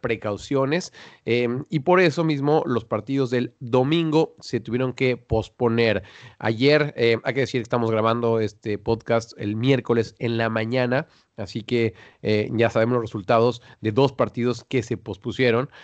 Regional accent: Mexico; now in Netherlands; acá acá, en Holanda, los dos somos mexicanos

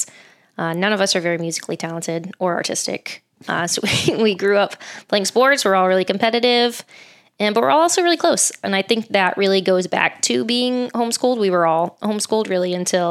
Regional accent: Jacksonville, Florida, United States; also born or lived in Sarasota, Florida / Tallahassee, Florida; I am from Jacksonville. Pretty much born and raised here. My family did live in South Florida for about 8 years. We lived in the Sarasota area.

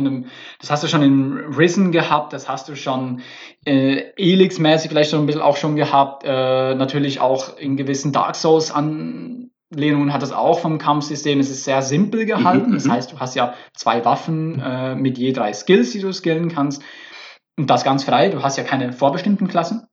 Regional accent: Switzerland; now in Berlin, Germany; Ich bin ja Schweizer. Ich bin hier der Schweizer

